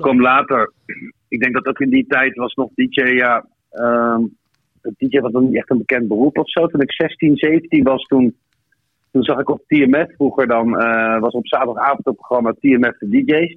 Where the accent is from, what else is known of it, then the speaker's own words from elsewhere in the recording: The Hague, South Holland, Netherlands; geboren in Den Haag.